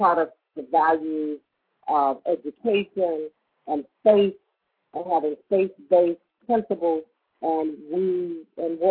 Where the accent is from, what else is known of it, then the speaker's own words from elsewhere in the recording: Kansas City, Missouri, United States; moved away as an adult; also born or lived in Washington, District of Columbia, United States; I was born and raised in Kansas City, Missouri